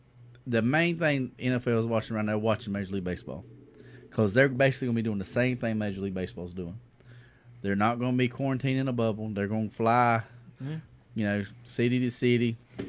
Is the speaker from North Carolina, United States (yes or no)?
yes; Kinston, North Carolina, United States; And I tell you one thing, everybody in North Carolina know, yeah. I'm from Kinston.